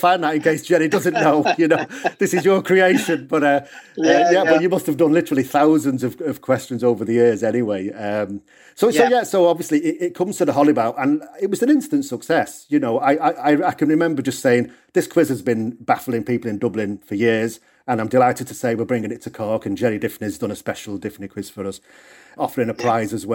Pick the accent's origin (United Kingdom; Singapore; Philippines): United Kingdom; the north of England; moved away; obviously you can hear from my accent, I'm from England originally, the north of England.